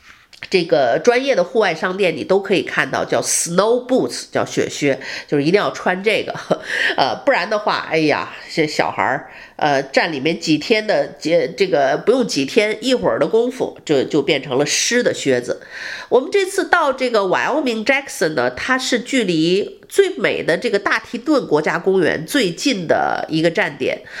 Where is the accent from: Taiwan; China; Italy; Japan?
China; northern China; 我小时候是北方长大的人，经常北京也下雪啊，那个东北也下雪，我对雪是非常熟悉。